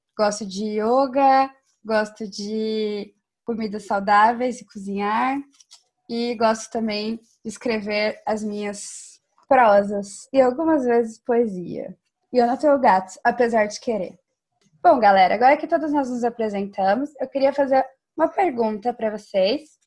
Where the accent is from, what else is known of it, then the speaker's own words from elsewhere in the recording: Campinas, São Paulo, Brazil; now in Netherlands; eu sou de Campinas, interior de São Paulo, mas agora eu moro na Holanda